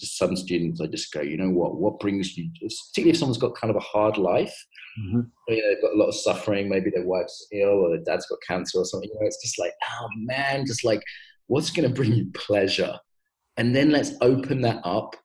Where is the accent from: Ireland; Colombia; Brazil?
Ireland; I'm getting Irish again